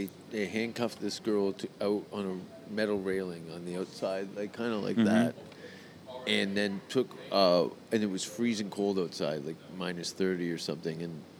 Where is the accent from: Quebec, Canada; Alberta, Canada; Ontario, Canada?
Ontario, Canada; Hamilton; moved away; My hometown, Hamilton